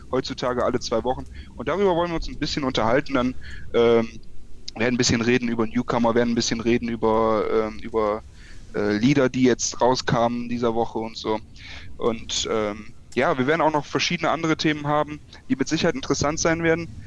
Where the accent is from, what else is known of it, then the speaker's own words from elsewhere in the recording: Aachen, North Rhine-Westphalia, Germany; born there; now in Aschaffenburg, Germany; ja, gebürtiger Aachener. Äh, Aschaffenburg ist nicer, als man denkt. Also ich bin da irgendwie gezwungenermaßen hingegangen ähm, für mein Studium.